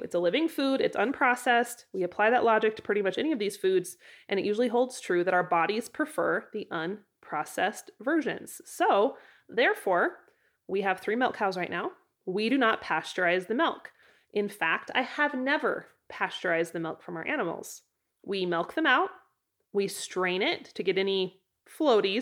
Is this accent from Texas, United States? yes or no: no; Idaho, United States; now in Wyoming, United States; In Idaho, my home state